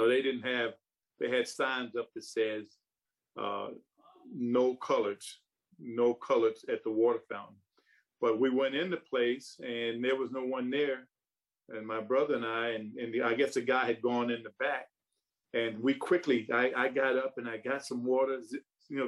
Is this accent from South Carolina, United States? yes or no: yes; South Carolina, United States; when I was growing up, I grew up during the Jim Crow era of South Carolina and the South